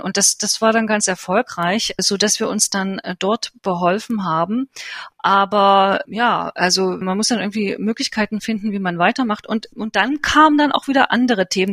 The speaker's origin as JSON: {"language": "German", "region": "East Germany", "country": "Germany", "tie": "born or raised there", "moved": "as an adult", "lives_now": "New Delhi, India", "said": "Ich bin ja in der DDR geboren, habe immer in Ostdeutschland äh, gelebt"}